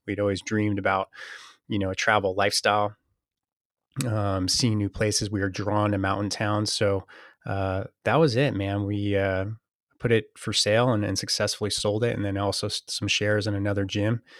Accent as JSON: {"language": "English", "town": "Saratoga", "region": "California", "country": "United States", "tie": "born or raised there", "also_born_or_lived": "Boston", "moved": "as an adult", "said": "I was born and raised in, uh, a town called Saratoga, uh, Northern California"}